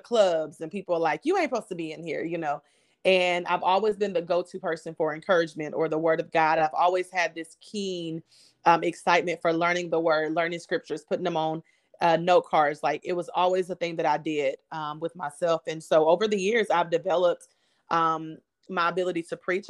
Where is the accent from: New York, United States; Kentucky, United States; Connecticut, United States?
Kentucky, United States; now in Houston, United States; I am a, a, a girl who's living in a big city in Houston, um, as you said, but I'm from Kentucky